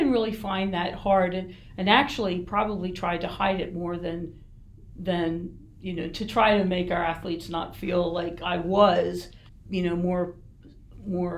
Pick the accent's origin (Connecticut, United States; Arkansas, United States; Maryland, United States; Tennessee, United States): Maryland, United States; Baltimore; moved away as an adult; also born or lived in Erie, Pennsylvania; now in York, United States; So that's where I grew up, in Baltimore, Maryland